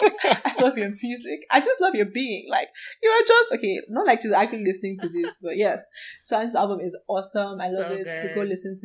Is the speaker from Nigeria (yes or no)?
yes; Nigeria; now in United States; being a Nigerian student